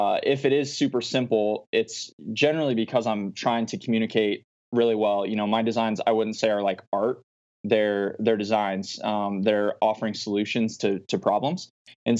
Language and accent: English; Omaha, Nebraska, United States; moved away as an adult; now in Phoenix, United States; I'm from the Omaha area